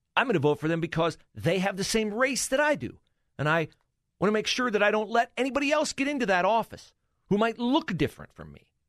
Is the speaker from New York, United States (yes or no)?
no; Ohio, United States; Mike DeWine represented uh, the district in which we lived in the uh, U.S. Congress